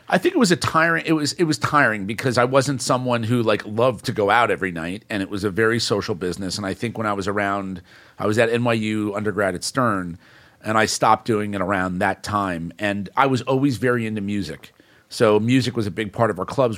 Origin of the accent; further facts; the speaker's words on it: New York City, New York, United States; my network started growing up in New York City